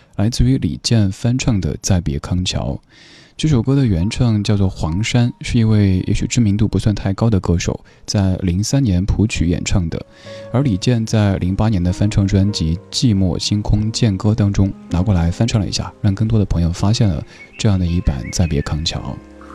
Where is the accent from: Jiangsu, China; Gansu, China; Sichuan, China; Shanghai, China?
Sichuan, China; Chengdu; accent: Chengdu dialect; 用我的家乡话成都话